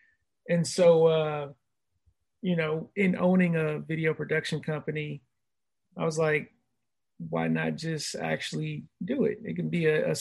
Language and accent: English; Mitchellville, Maryland, United States; now in Virginia Beach, United States; I'm originally from Maryland